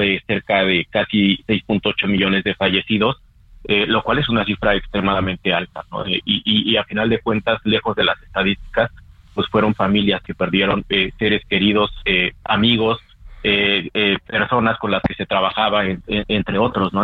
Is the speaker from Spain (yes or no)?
no; Mexico; como sociedad mexicana